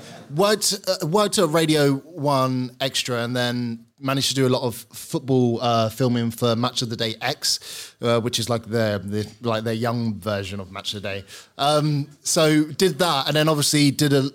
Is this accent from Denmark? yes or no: no; Gravesend, South East England, United Kingdom; now in London, United Kingdom; I'm actually from Kent. Yeah, a place called Gravesend in Kent